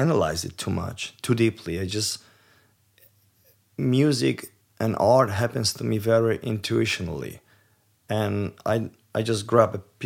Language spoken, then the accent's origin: English; Poland; I was born in Poland. I was raised Catholic